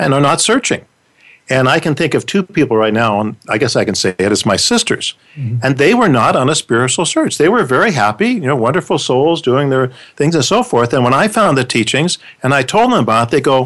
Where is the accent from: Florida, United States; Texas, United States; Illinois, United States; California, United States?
California, United States; San Diego; now in Corwin Springs, United States; growing up in San Diego